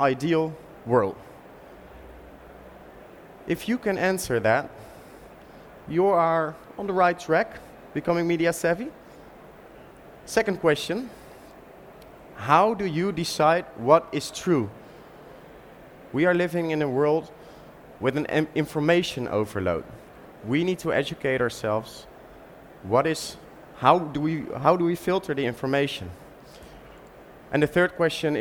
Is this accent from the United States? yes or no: no; Utrecht, Netherlands; my hometown, Utrecht, the most beautiful city of the Netherlands